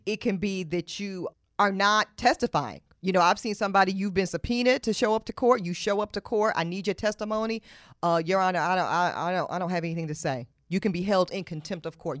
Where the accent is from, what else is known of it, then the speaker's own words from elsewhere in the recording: Charlotte, North Carolina, United States; I'm from Charlotte, North Carolina. I was raised in Charlotte, North Carolina